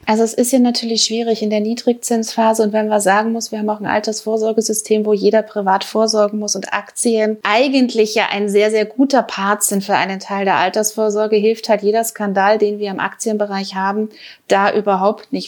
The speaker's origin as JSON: {"language": "German", "country": "Germany", "said": "als Deutsche"}